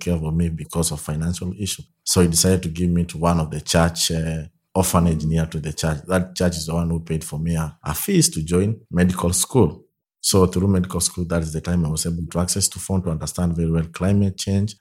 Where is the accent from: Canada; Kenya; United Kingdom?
Kenya; also born or lived in Soy, Kenya / Kibera, Nairobi; I'm from Kenya in a, a place called Soy, near Eldoret Town.